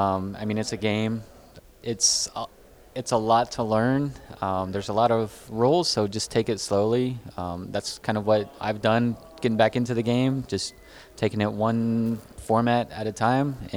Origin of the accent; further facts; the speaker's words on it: Florida, United States; I'm from Florida